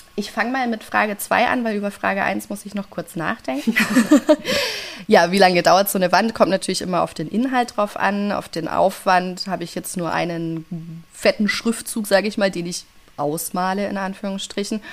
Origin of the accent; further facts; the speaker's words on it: Franconia, Bavaria, Germany; ich bin eine Fränkin durch und durch, ich bleibe